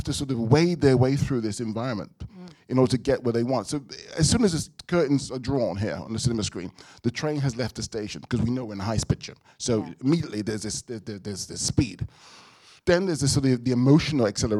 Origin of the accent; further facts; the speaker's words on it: London, United Kingdom; a black child growing up in London